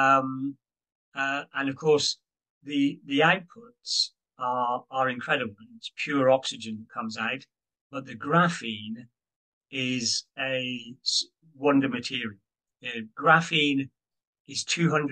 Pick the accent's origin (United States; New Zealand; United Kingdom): United Kingdom; I'm a Brit. I'm not US.